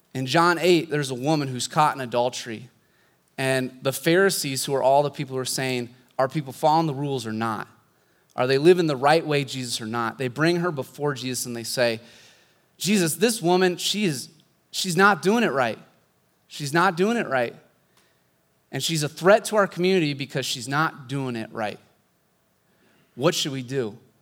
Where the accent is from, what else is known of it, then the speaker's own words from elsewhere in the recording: Pella, Iowa, United States; moved away as an adult; also born or lived in Southern California; I grew up here in Pella